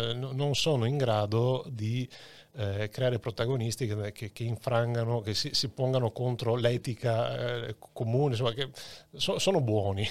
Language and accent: Italian; Padua, Veneto, Italy; conoscevo da Padovano bene